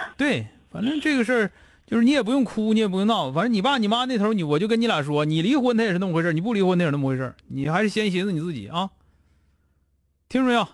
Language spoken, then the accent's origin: Chinese; Northeast China, China; 用我们东北话来说